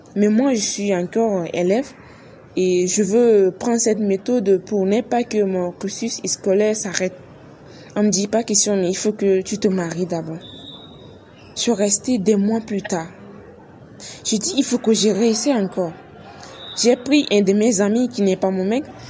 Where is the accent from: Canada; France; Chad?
Chad; chez nous au Tchad